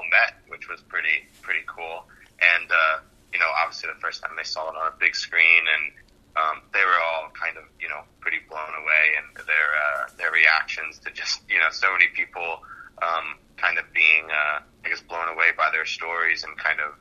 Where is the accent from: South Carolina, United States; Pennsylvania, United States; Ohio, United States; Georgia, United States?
Pennsylvania, United States; Germansville; moved away as an adult; also born or lived in Philadelphia, Pennsylvania; now in Brooklyn, New York, United States; the town I grew up in for most of my life was Germansville, Pennsylvania, in the Lehigh Valley